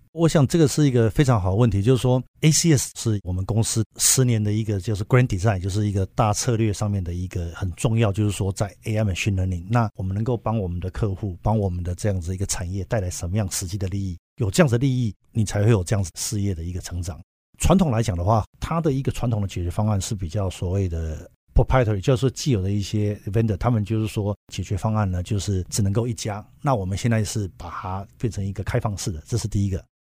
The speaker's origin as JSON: {"language": "Chinese", "town": "Hsinchu", "country": "Taiwan", "also_born_or_lived": "United States", "moved": "as an adult", "said": "我也是新竹这边的本地人啊，念书四年"}